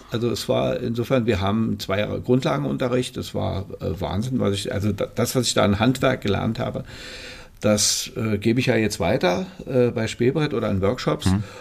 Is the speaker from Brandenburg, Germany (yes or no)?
yes; Potsdam, Brandenburg, Germany; ich bin äh, in Potsdam geboren. In Potsdam. Also in Babelsberg ja.